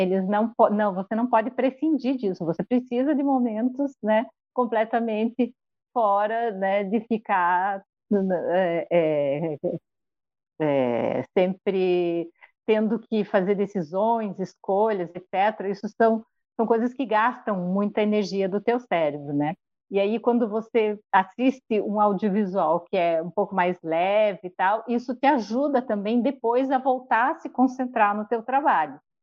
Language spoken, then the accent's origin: Portuguese; Joaçaba, Santa Catarina, Brazil; moved away; ele é da mesma cidade que os meus pais moram, é, Joaçaba, onde eu fui criada